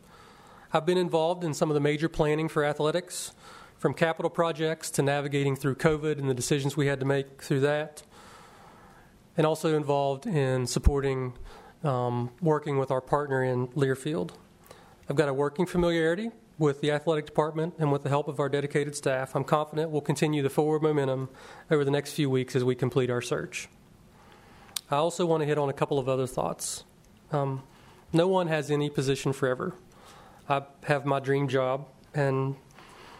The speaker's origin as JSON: {"language": "English", "town": "Webster Springs", "region": "West Virginia", "country": "United States", "tie": "born or raised there", "said": "I'm a native West Virginian, born and bred in Webster Springs, West Virginia."}